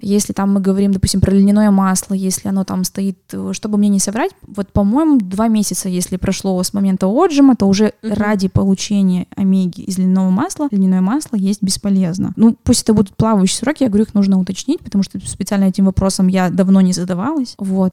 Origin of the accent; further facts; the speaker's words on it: Yekaterinburg, Sverdlovsk Oblast, Russia; в 32-м военном городке, в котором uh-huh. я выросла на Вторчермете